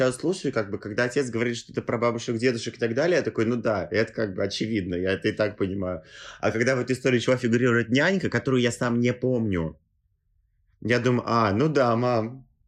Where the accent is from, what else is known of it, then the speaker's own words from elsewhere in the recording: Tolyatti, Samara Oblast, Russia; now in Moscow, Russia; мои отец и мать, они как бы родились и выросли в Тольятти, они э, жили там всю жизнь, и родители их были там. А я вот такой, да, переехал в Москву